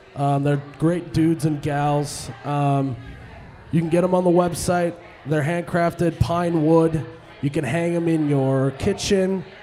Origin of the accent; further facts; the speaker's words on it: United States; I'm an American guy.